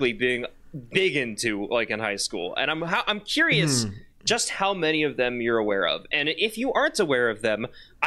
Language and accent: English; Midwest, United States; we're from the Midwest